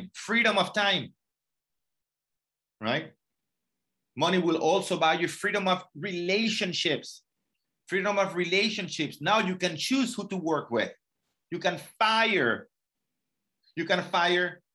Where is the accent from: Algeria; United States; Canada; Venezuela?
Venezuela; moved away; I'm from Venezuela